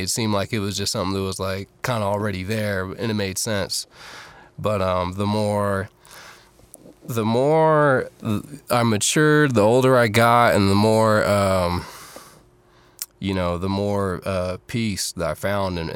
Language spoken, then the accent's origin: English; Fairfield, California, United States; also born or lived in San Francisco, California / Oakland, California; I was born in San Francisco, and I was raised in the suburbs, Fairfield, California